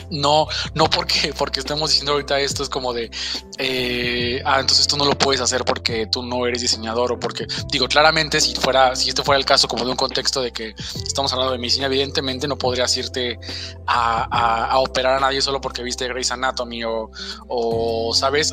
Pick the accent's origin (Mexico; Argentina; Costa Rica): Mexico; un sello que tenemos como mexicanos